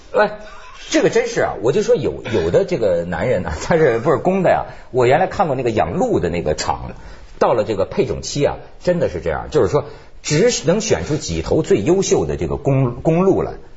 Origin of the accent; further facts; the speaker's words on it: Hebei, China; moved away; 这事儿跟我老家有关系，我们河北